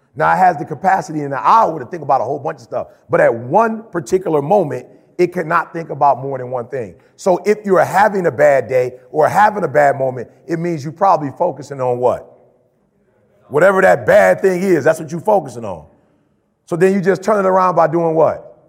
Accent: Chicago, Illinois, United States; moved away; I'm from Chicago originally

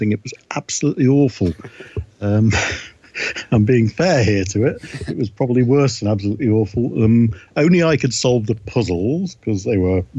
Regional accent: Blackpool, North West England, United Kingdom; moved away as an adult; also born or lived in Douglas, Isle of Man; now in Nova Scotia, Canada; I grew up in Blackpool and Douglas on the Isle of Man

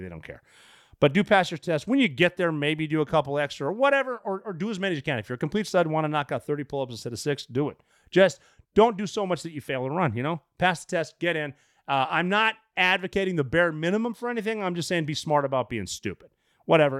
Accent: Anaconda, Montana, United States; moved away as an adult; growing up in Montana.

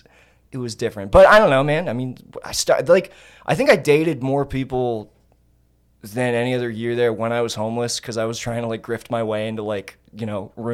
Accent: California, United States; I'm from California

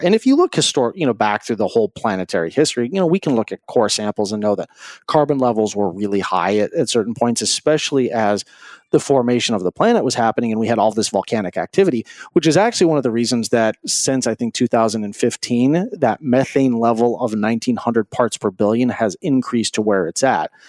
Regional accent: Greeley, Colorado, United States; I grew up in Greeley, Colorado

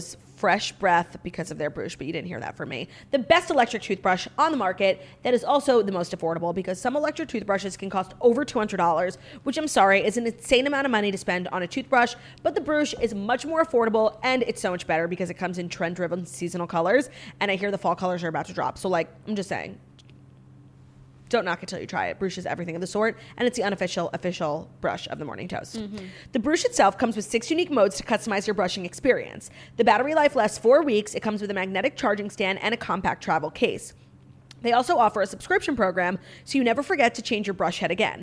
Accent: New York City, New York, United States; as a New Yorker

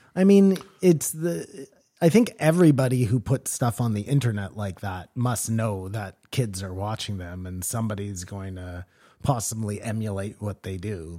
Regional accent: Canada; I'm Canadian

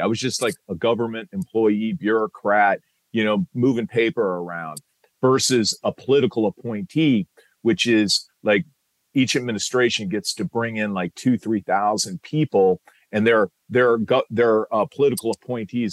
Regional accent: Iowa City, Iowa, United States; moved away; I joined the Army Reserve when I was 17, served, I was in from Iowa City, Iowa

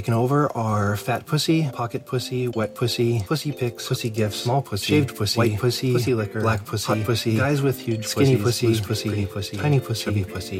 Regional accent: Colorado, United States; I am from Colorado.

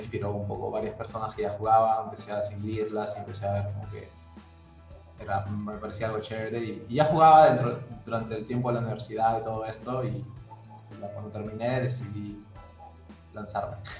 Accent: Trujillo, La Libertad, Peru; also born or lived in Brazil; soy de Trujillo, ¿no? Vivo acá.

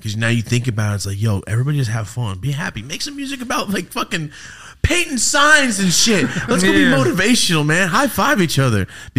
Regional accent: Merced, California, United States; moved away; I'm from like the middle, by Fresno, Merced area.

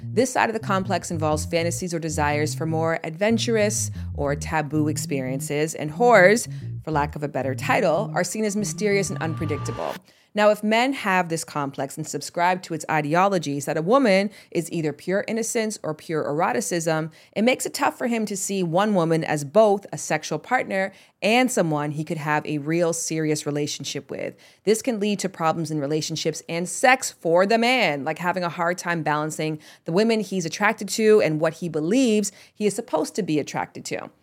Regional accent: Canada; moved away; Like most Canadians, I grew up learning French

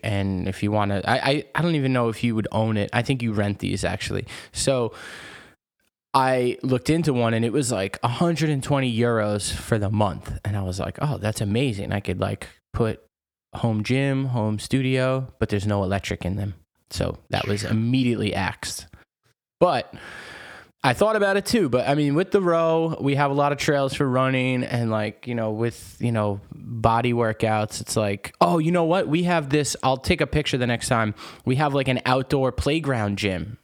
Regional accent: United States; moved away as an adult; also born or lived in New York; now in France; as an American

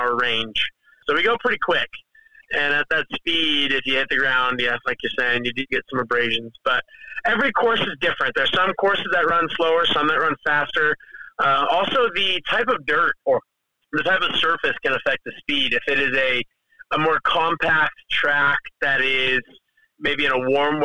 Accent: Las Vegas, Nevada, United States; I'm from Vegas

